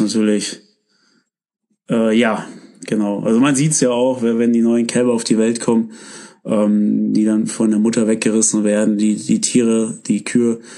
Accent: Germany; wir kommen hier aus Deutschland

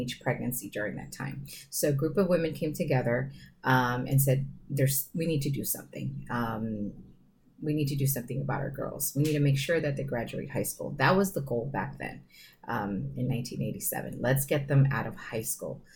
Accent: San Diego, California, United States; I grew up in Sherman Heights

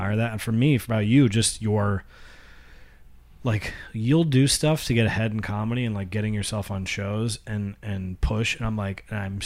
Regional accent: Monroe, United States; We're 15 years old. We're white kids from Monroe

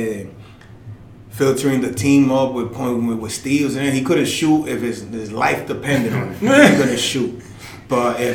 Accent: United States; also born or lived in Dominican Republic; I was born in the States

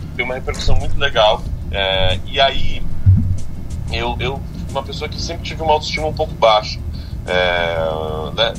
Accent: São Paulo, Brazil; sou paulistano moro na cidade de São Paulo, nasci aqui na cidade de São Paulo.

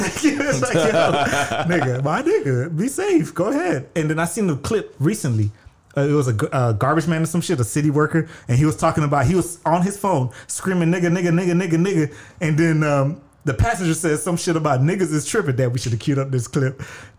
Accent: Fruity Acres, the South, United States; because I grew up in Fruity Acres.

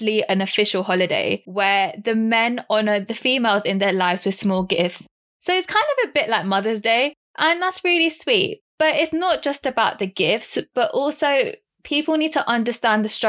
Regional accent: London, United Kingdom; I'm 25 from London and I'm Sikh Punjabi

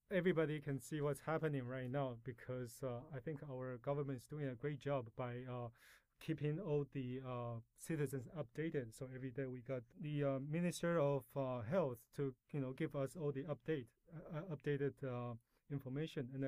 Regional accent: Canada; also born or lived in Taiwan; Well, I was born in Taiwan, and uh, my family immigrated to Canada when I was 12, and that's where I did most of my education and uh, lived most of my life.

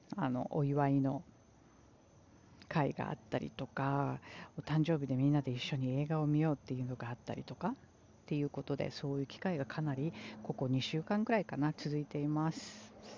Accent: Japan; moved away as an adult; now in New York, United States; うちの実家母の住んでいる実家は海から近い

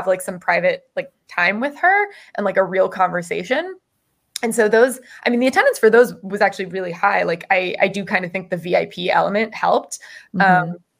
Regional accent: Florida, United States; moved away; I grew up in Florida

